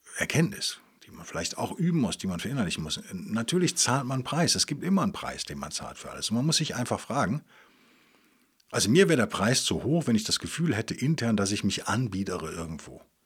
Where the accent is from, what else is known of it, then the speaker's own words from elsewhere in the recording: Bonn or Cologne area, North Rhine-Westphalia, Germany; moved away; aus Bonn oder Köln, auf jeden Fall aus meiner alten Heimat